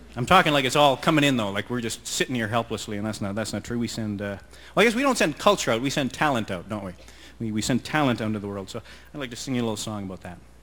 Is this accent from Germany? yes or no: no; Canada; being Canadian